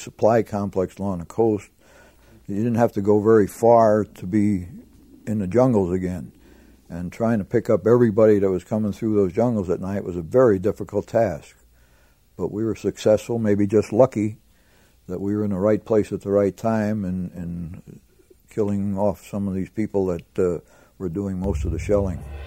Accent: Pennsylvania, United States; I was from Pennsylvania

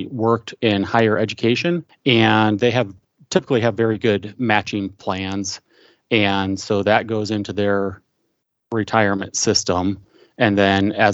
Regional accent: Midwest, United States; I am from the Midwest

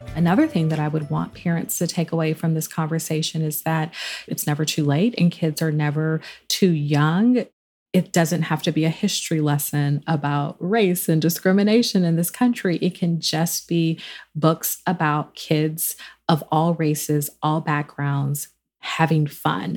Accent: Charleston, South Carolina, United States; I grew up in Charleston, South Carolina

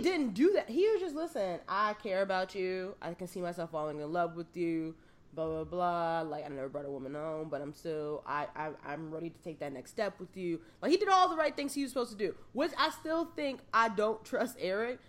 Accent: New York City, New York, United States; I grew up in the South Bronx.

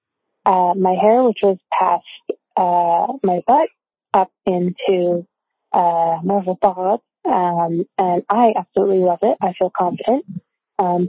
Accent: Toronto, Ontario, Canada; I am from Toronto, Ontario.

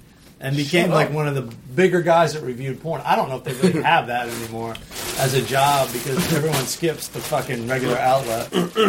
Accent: Southern Maryland, United States; where I grew up in Southern Maryland

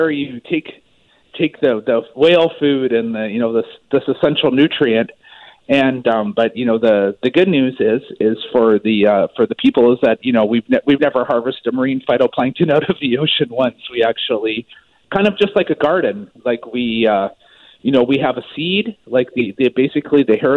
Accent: Maple Ridge, British Columbia, Canada; I'm actually originally from Maple Ridge

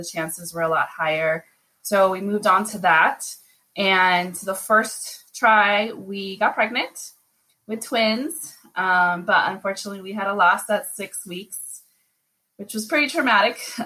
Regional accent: Las Vegas, Nevada, United States; I am born and raised in Las Vegas, but my people are from Mexico and Cuba

